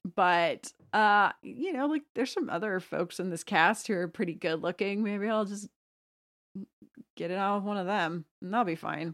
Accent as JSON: {"language": "English", "town": "Plano", "region": "Texas", "country": "United States", "said": "I'm from Plano, which was the heroin capital of the U S in the nineties"}